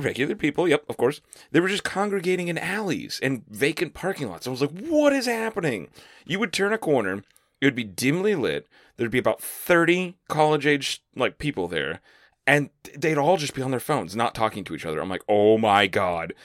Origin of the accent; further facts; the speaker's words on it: Florida, United States; now in Lakeland, Florida, United States; moving to a new town in my, my home state